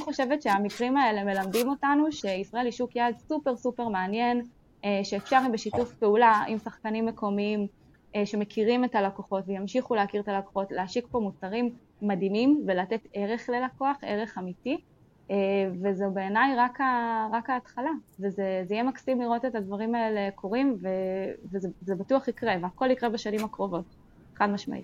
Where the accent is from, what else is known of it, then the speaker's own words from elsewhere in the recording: Israel; אנחנו מאוד גם כישראלים